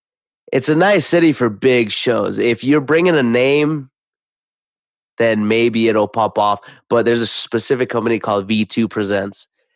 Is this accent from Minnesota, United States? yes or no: no; Idaho, United States; I'm from Idaho. I'm from Idaho, dog.